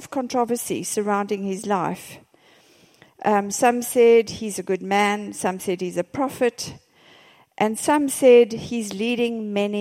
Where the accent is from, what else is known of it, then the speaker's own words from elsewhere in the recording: South Africa; I'm from South Africa.